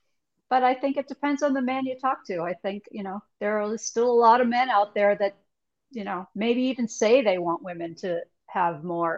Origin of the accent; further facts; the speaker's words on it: East Coast, United States; moved away as an adult; also born or lived in Boston; now in West Coast, United States; We are on the West Coast. We grew up on the East Coast.